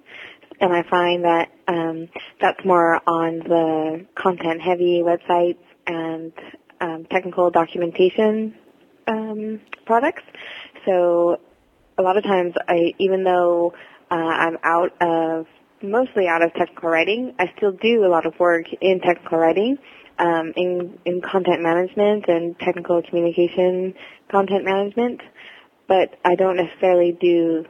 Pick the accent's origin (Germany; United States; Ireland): United States; moved away as an adult; also born or lived in Sacramento; now in Vancouver, Canada; I'm an American living in Canada. I moved here almost 8 years ago